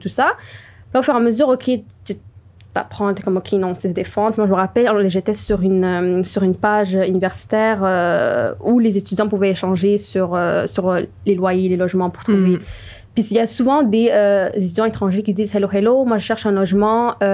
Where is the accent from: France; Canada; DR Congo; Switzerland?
Canada; Montreal, Quebec; je viens de Montréal comme Hibaid et euh, Joanna